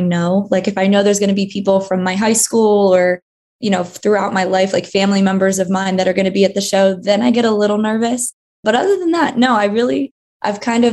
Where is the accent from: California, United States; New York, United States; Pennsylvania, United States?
Pennsylvania, United States; King of Prussia; outside of Philly